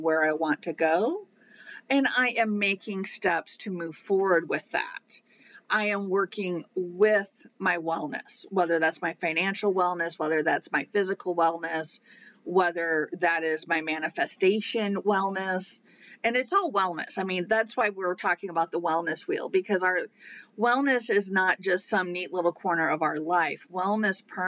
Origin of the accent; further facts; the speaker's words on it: Iowa, United States; growing up in Iowa